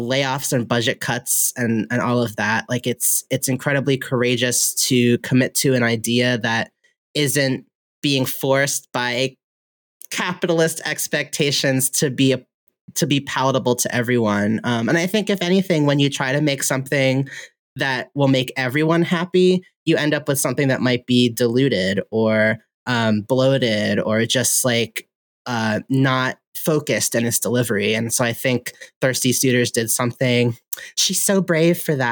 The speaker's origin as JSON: {"language": "English", "country": "United States", "tie": "born or raised there", "said": "I was born here in America"}